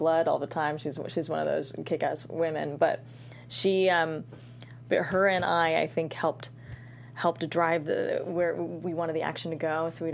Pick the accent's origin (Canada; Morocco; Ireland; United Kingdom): Morocco; moved away; my home country, to Marrakesh and Tangiers